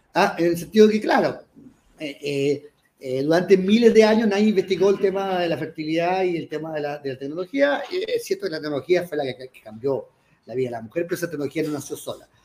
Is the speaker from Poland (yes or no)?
no; Chile; ya soy chileno, eh, nací en Chile, no tengo ni una posibilidad de no serlo